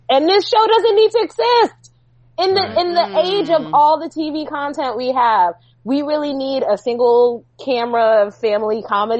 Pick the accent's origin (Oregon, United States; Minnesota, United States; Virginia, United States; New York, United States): New York, United States; also born or lived in New England; now in West Coast, United States; I'm from New York.